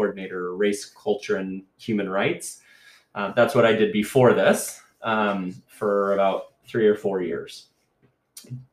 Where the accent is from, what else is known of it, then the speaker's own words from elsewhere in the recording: United States; moved away as an adult; now in Canada; I am not Canadian. I am a U.S. citizen